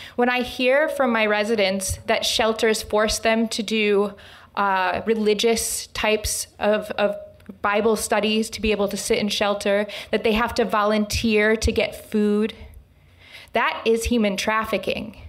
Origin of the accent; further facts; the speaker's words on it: Lansing, Michigan, United States; I was born and raised here in Lansing, Michigan